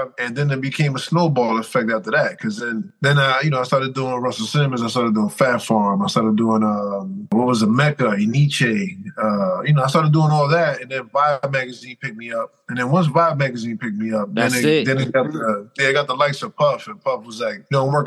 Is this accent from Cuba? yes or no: no; Dominican Republic; I'm Dominican